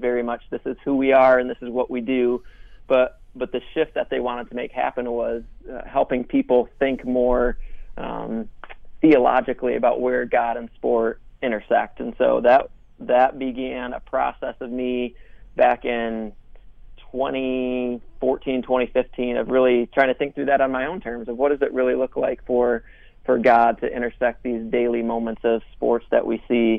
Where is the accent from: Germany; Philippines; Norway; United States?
United States; Rockford, Michigan; moved away as an adult; also born or lived in Grand Rapids, Michigan / North Carolina; I'm born and raised in Grand Rapids, Michigan. From a town called Rockford